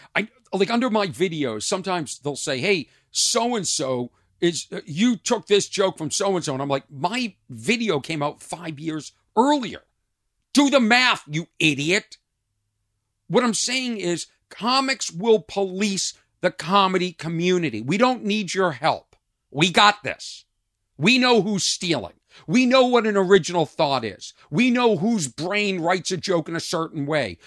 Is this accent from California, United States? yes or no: no; Lexington, Massachusetts, United States; moved away; I grew up in Lexington, Massachusetts, a town outside of Boston